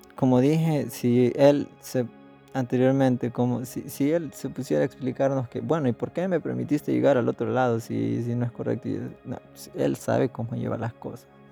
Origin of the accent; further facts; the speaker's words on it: El Salvador; nací aquí, crecí aquí, estoy sirviendo aquí